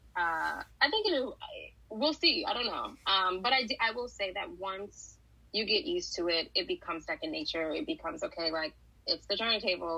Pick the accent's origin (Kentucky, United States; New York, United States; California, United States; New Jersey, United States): New York, United States; New York City; I'm from New York, I'm from Brooklyn